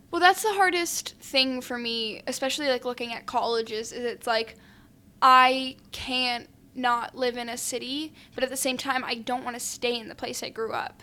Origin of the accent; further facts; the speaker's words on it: New York City, New York, United States; I grew up in New York City.